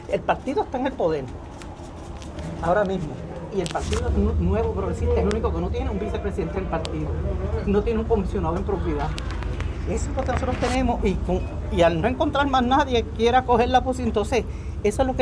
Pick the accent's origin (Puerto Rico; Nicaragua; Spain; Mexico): Puerto Rico; Yo soy boricua de corazón y estadista por convicción.